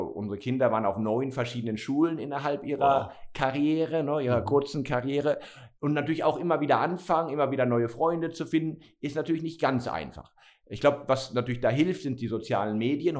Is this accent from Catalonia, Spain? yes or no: yes; Barcelona, Catalonia, Spain; moved away as an adult; also born or lived in Germany / Basel, Switzerland / Madrid / San Francisco; now in Wolhusen, Switzerland; ich bin ja geboren und aufgewachsen in Barcelona.